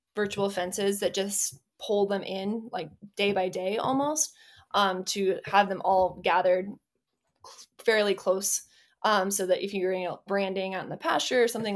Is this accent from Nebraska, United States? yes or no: yes; Nebraska, United States; I'm from Nebraska